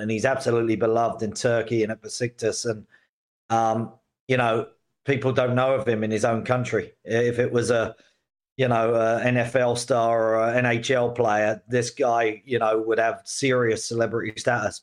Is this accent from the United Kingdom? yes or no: no; Canada; now in New York City, United States; being a Canadian myself